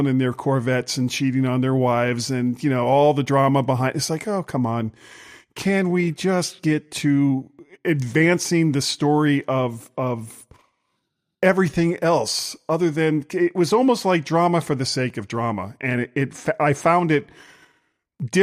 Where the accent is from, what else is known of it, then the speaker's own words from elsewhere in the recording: Florida, United States; I'm from Florida